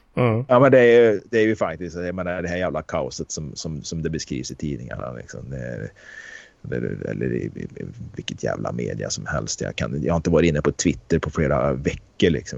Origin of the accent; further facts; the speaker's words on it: Karlstad, Värmland, Sweden; där jag växte upp i Karlstad